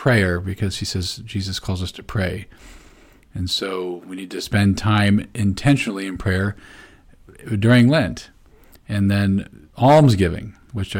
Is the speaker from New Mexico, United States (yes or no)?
no; Peoria, Illinois, United States; moved away; When I was from Peoria, you know, you would go out and eat dinner after Ash Wednesday